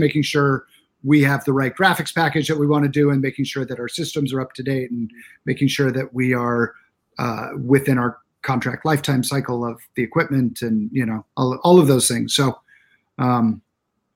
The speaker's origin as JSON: {"language": "English", "region": "Arizona", "country": "United States", "said": "I'm from Arizona"}